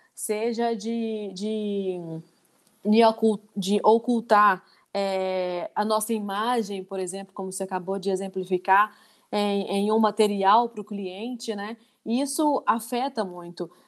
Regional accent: Divinópolis, Minas Gerais, Brazil; also born or lived in Ponte Nova; Eu moro em Divinópolis há 34 anos

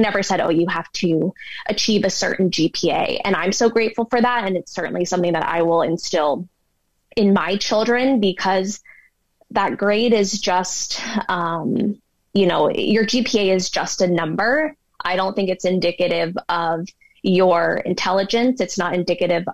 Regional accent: Bay Area, California, United States; now in Denver, United States; growing up in the Bay Area, growing up 10 minutes from Stanford University

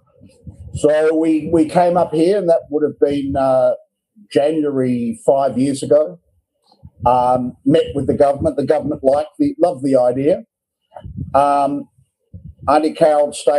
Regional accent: Narromine, New South Wales, Australia; moved away as an adult; also born or lived in Perth / Western Australia / New Zealand; now in Northern Territory, Australia; I was born in Narromine in New South Wales 63 years ago. I come from farming stock. So I have spent most of my life on, pretty much all my life on farms.

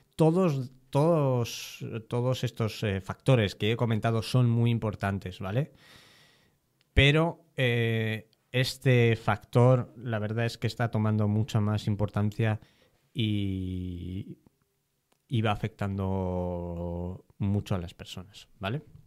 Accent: Spain; si me incluyo, ya, ya me he definido como español

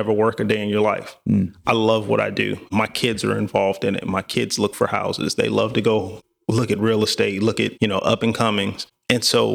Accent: Midwest, United States; moved away as an adult; now in Raleigh, United States; I grew up in the Midwest.

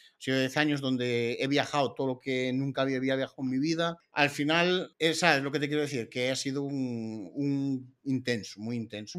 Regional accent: Galicia, Spain; somos gallegos

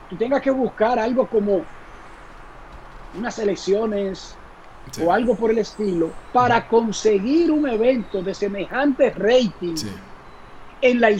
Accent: Dominican Republic; estaba el componente personal de yo ser dominicano.

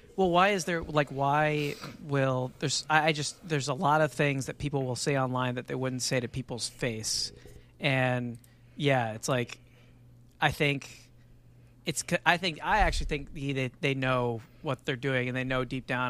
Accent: Texas, United States; as a Texan

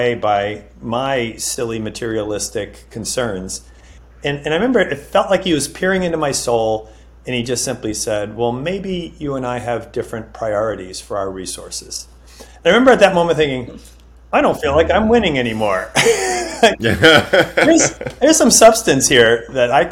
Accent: Northeast, United States; moved away as an adult; also born or lived in Dallas, Texas; I grew up in the Northeast.

